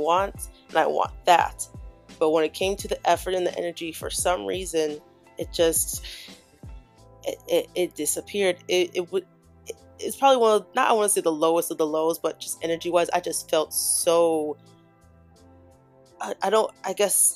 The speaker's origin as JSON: {"language": "English", "town": "Chicago", "region": "Illinois", "country": "United States", "tie": "born or raised there", "moved": "yes", "said": "back in my hometown, Chicago"}